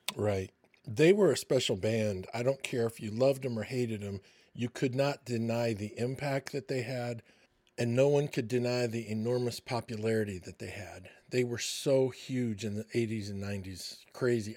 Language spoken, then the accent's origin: English; Michigan, United States; growing up in Michigan